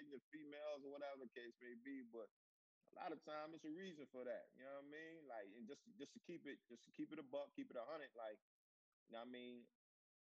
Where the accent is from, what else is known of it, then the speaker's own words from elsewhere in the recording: Newport News, Virginia, United States; my hometown of Newport News, Virginia